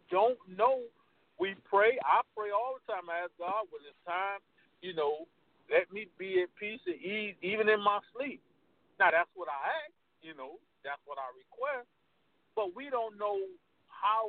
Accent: Cleveland, Ohio, United States; I'm from Cleveland

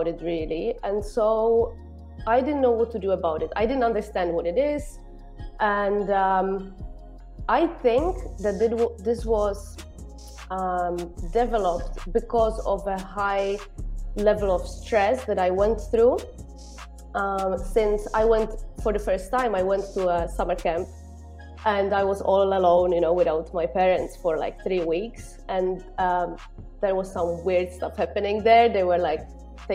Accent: Czechia; moved away as an adult; now in Malta; I'm from Czech Republic

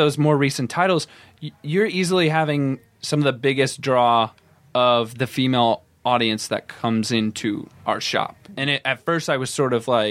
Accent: Iowa, United States; I'm from Iowa, and weirdly enough, both my school library and my college university library, giant section for comics.

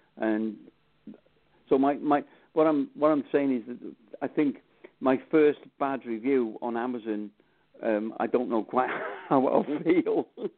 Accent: Wales, United Kingdom; Yes, I am Welsh.

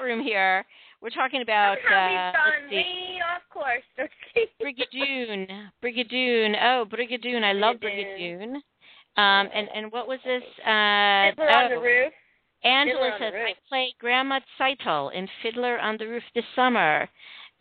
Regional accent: Midwest, United States; accent: flat Midwestern; I have my flat Midwestern accent

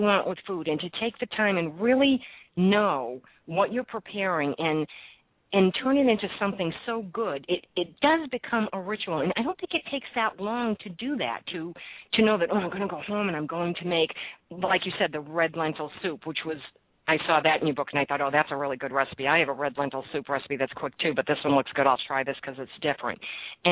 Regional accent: Boston, Massachusetts, United States; now in New Jersey, United States; I am from Boston, and I started going to the local markets when I moved here

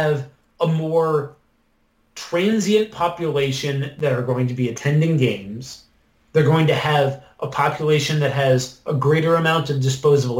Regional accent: Wisconsin, United States; I am admittedly from Wisconsin and they are my hometown team

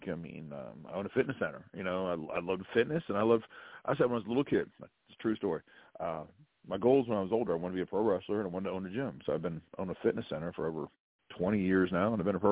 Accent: Pittsburgh, Pennsylvania, United States; now in Alabama, United States; I'm from Pittsburgh

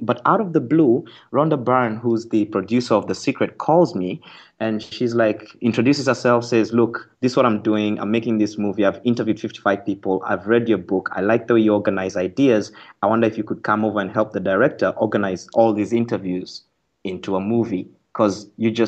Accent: Nakuru, Nakuru County, Kenya; Well, I'm a Kenyan, born and raised in Kenya. 1975, March 6th, in a little town called Nakuru, Kenya

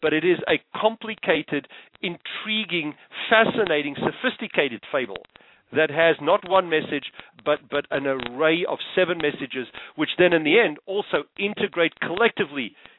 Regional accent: Tanzania; born there; also born or lived in South Africa; Believe it or not, I was born in the Serengeti.

